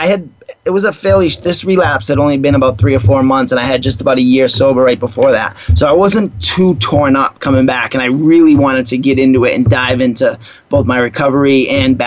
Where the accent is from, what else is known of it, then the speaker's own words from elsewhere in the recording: Boston, Massachusetts, United States; moved away; I grew up on the East Coast in Boston